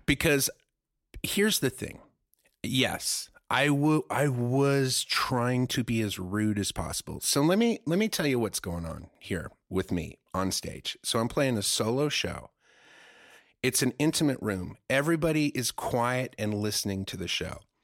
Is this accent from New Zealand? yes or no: no; Germany; now in United States; I grew up in Germany where there's, like, nude beaches and nude parks